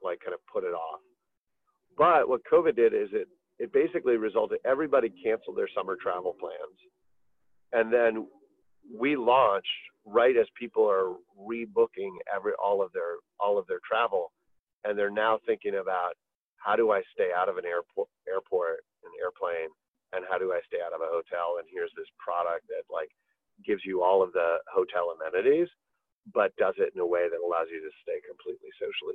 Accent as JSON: {"language": "English", "region": "Midwest", "country": "United States", "tie": "born or raised there", "said": "I grew up in the Midwest"}